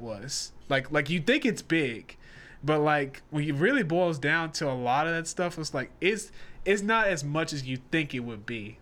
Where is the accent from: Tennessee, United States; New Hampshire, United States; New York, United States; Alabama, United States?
Tennessee, United States; Nashville; now in Charlotte, United States; We're based in Charlotte, North Carolina, and I'm originally from Nashville, Tennessee